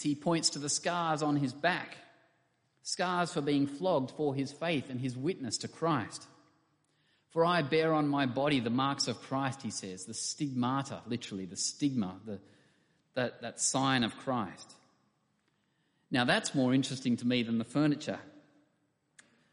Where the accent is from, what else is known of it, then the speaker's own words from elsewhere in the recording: Camden, New South Wales, Australia; I grew up in Camden when it was much smaller than it is now, on the outskirts of Sydney.